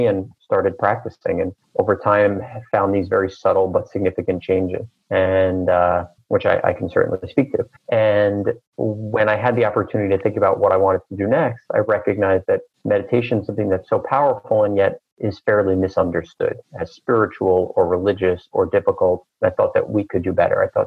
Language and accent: English; New York City, New York, United States; I was born and raised in Queens, New York, in a very loving middle-class family